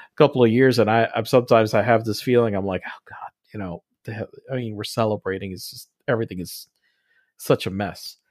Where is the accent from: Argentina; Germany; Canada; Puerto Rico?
Puerto Rico; I'm from Puerto Rico